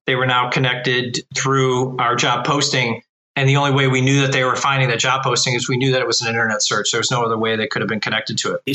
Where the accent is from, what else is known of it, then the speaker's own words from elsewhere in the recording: Cleveland, Ohio, United States; I've been born and raised in Cleveland, Ohio